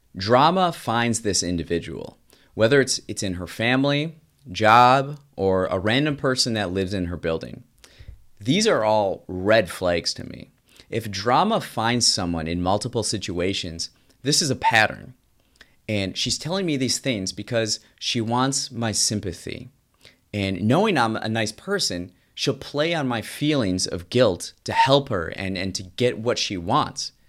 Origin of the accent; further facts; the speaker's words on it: United States; As an American